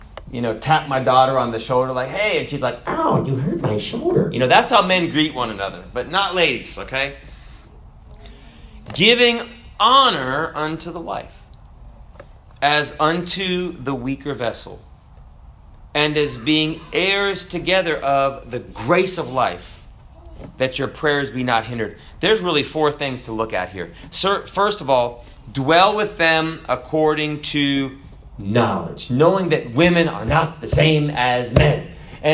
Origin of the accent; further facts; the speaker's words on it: United States; I'm an American